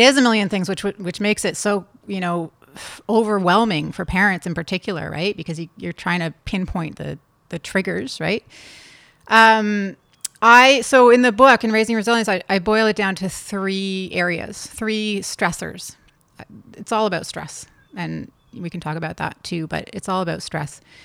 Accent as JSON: {"language": "English", "town": "Toronto", "region": "Ontario", "country": "Canada", "tie": "born or raised there", "also_born_or_lived": "California", "said": "I grew up in Toronto"}